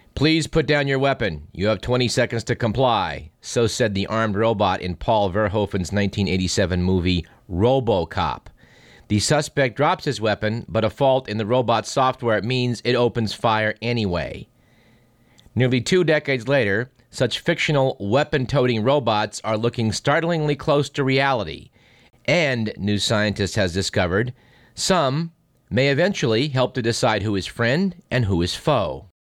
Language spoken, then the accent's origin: English; United States; being an American